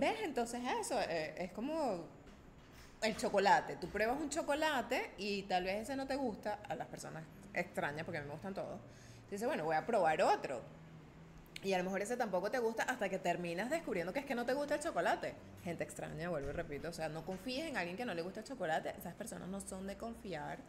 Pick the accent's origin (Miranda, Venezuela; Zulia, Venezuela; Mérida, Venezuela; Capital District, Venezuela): Capital District, Venezuela; Caracas; yo vengo de Caracas